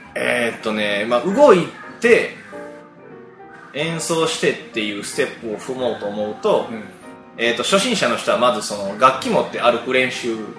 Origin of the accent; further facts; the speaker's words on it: Takatsuki, Osaka, Japan; also born or lived in Hirakata; 平方生まれの高槻育ちで